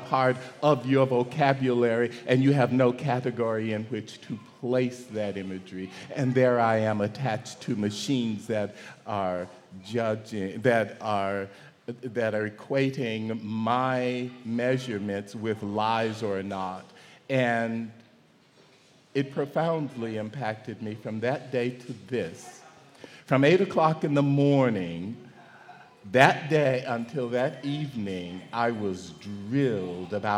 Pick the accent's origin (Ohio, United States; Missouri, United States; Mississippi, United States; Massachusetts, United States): Mississippi, United States; growing up in Mississippi